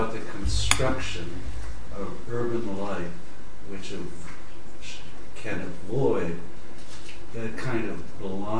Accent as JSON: {"language": "English", "country": "United States", "said": "I'd have to answer you as an American"}